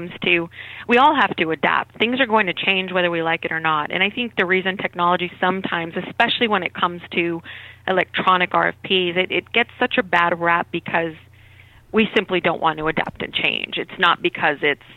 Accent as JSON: {"language": "English", "town": "Albuquerque", "region": "New Mexico", "country": "United States", "moved": "as an adult", "said": "I'm originally from Albuquerque, New Mexico, and my younger brother and I were really close"}